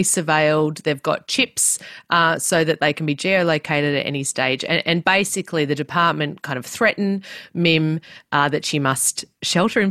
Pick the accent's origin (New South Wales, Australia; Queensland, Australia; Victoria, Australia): Victoria, Australia; Melbourne; I grew up in Melbourne, not very far from where I live right now